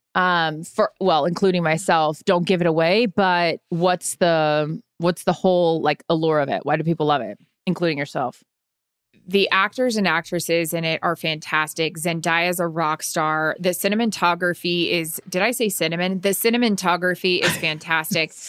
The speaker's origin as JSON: {"language": "English", "town": "Seattle", "region": "Washington", "country": "United States", "tie": "born or raised there", "said": "growing up in Seattle"}